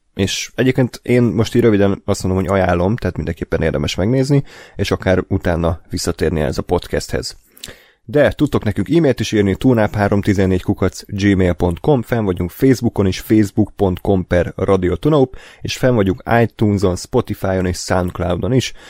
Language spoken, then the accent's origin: Hungarian; Hungary